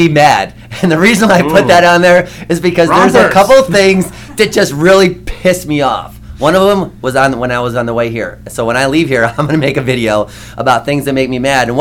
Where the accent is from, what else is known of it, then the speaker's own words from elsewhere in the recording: Cooperstown, New York, United States; now in Arizona, United States; No, I'm originally from upstate New York, actually. Okay. I'm from Cooperstown, where the Baseball Hall of Fame is.